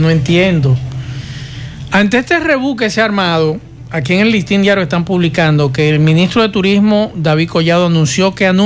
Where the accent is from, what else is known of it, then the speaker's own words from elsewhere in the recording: Dominican Republic; yo como dominicano fuera de la República Dominicana